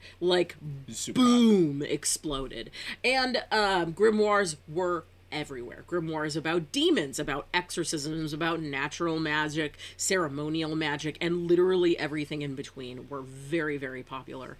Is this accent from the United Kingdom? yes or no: no; Northern California, United States; as a Californian